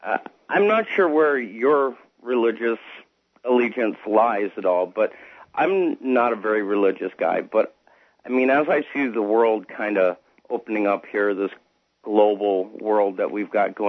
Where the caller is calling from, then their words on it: Canada; I'm calling from Canada.